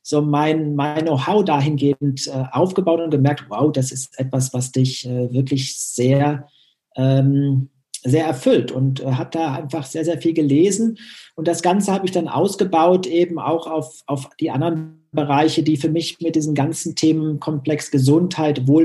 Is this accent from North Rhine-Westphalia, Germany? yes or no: yes; North Rhine-Westphalia, Germany; Ich komme aus Nordrhein-Westfalen und konnte dann vor 18 Jahren ähm, diese Leidenschaft im Tischtennis und meinen Lehrberuf verbinden an der Eliteschule des Sports.